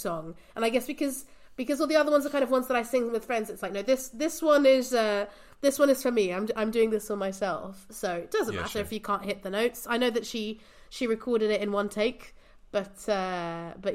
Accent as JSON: {"language": "English", "region": "England", "country": "United Kingdom", "tie": "born or raised there", "also_born_or_lived": "Portugal", "moved": "as an adult", "lives_now": "Brussels, Belgium", "said": "I'm originally from Portugal. But I grew up in England and I culturally feel more British than anything, you know, even now that I've lived in Brussels for 9 years."}